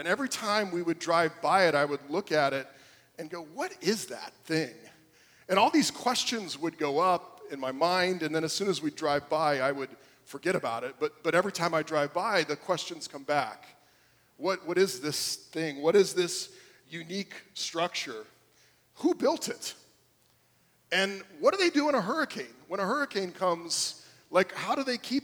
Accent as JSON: {"language": "English", "region": "South Florida", "country": "United States", "tie": "born or raised there", "said": "I grew up here in South Florida"}